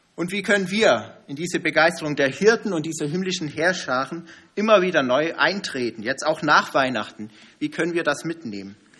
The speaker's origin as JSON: {"language": "German", "country": "Germany", "said": "als Deutsche"}